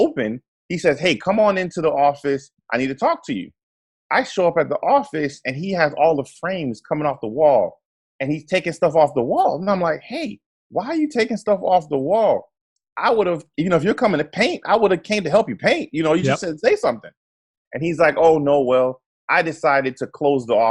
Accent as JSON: {"language": "English", "area": "near Fort Lauderdale", "region": "Florida", "country": "United States", "tie": "born or raised there", "also_born_or_lived": "Trinidad and Tobago", "said": "I grew up near Fort Lauderdale"}